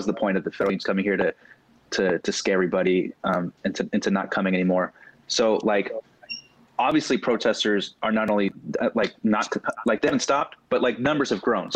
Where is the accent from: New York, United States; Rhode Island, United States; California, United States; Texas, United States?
California, United States; Santa Ana; now in Portland, United States; I'm from Santa Ana, California.